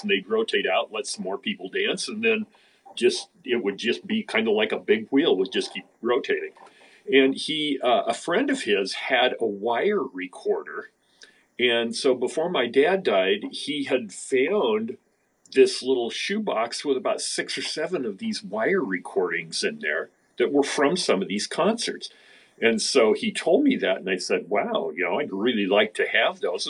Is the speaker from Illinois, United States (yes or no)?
no; Idaho, United States; now in Seattle, United States; I was born in Idaho